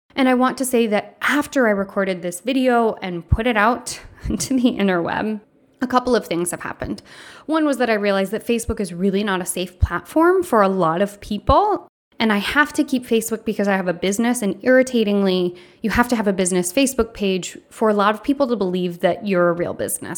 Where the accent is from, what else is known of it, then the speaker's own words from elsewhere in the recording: Michigan, United States; From Michigan